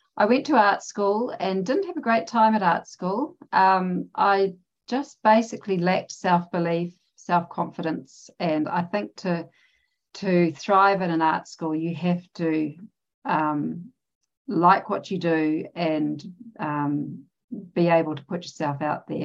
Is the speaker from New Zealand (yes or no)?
yes; New Zealand; I'm from New Zealand. I live in New Zealand